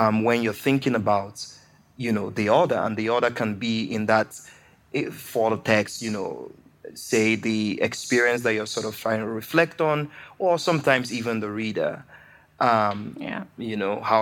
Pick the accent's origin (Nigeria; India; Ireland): Nigeria; as a Nigerian writer, as a Nigerian, as a black person